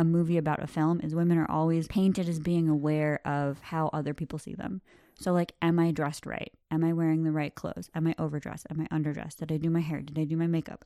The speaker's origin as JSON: {"language": "English", "country": "United States", "said": "I am thoroughly American"}